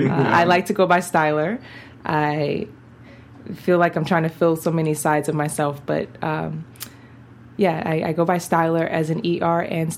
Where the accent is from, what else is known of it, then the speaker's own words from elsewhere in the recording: New York, United States; also born or lived in Baltimore, Maryland; I'm a black woman and I am originally from Baltimore. I grew up in Bronx, New York.